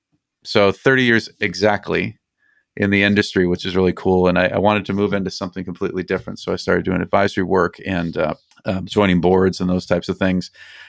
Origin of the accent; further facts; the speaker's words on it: Colorado, United States; also born or lived in Minnesota / Arizona; now in California, United States; I was born in Minnesota and moved to Colorado when I was six, moved out to Arizona to go to school, and then hit the California coast, and I've been here for 31 years ever since.